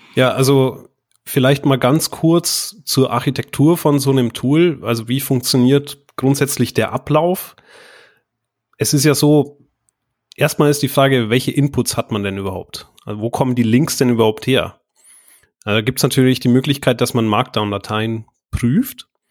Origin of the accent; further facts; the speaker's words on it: Bavaria, Germany; moved away as an adult; also born or lived in Bayreuth; now in Düsseldorf, Germany; Ich komme tatsächlich aus Bayern, äh, aufgewachsen